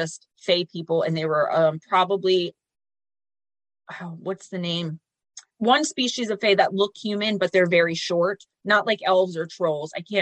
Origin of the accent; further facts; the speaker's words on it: Paterson, New Jersey, United States; my hometown we call Garrett Mountain. It's an old castle of some kind, which is weird because it's in Paterson, New Jersey